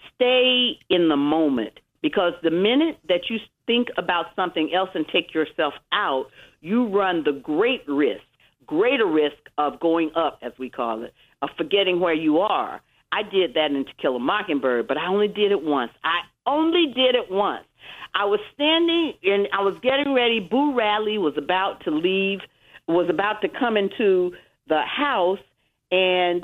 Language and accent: English; Atlanta, Georgia, United States; Atlanta, Georgia